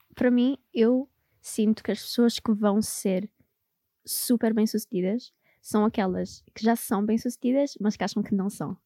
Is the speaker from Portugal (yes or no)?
yes; Amadora, Lisbon, Portugal; moved away; also born or lived in Angola / Netherlands; eu cresci na Amadora